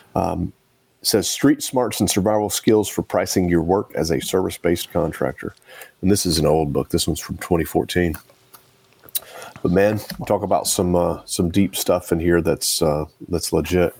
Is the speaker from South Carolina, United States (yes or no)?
no; Nashville, Tennessee, United States; it's in my hometown